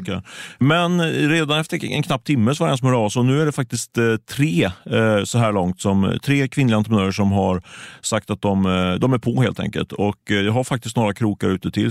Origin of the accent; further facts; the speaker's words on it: Ljungskile, Västra Götaland, Sweden; Jag är ju från Ljungskile, så det är inte långt ifrån